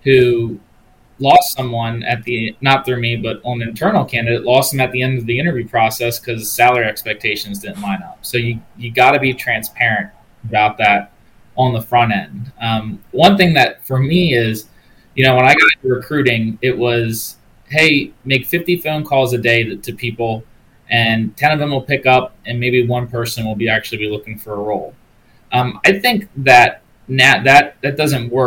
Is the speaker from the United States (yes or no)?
yes; Maryland, United States; my home state of Maryland